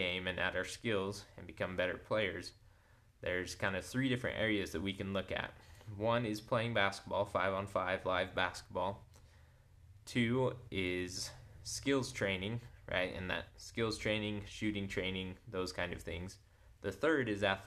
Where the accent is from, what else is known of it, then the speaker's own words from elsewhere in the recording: Layton, Utah, United States; I grew up in Layton, Utah